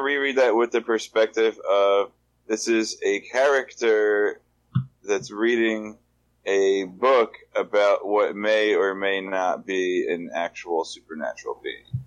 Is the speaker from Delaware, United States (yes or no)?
yes; Delaware, United States; I'm also from Delaware